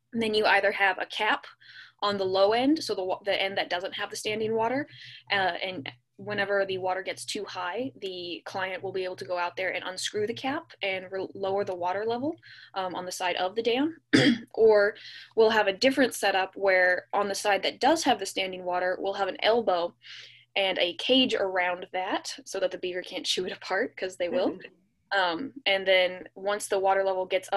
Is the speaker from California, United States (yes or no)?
yes; California, United States; growing up in California, I grew up in a desert bowl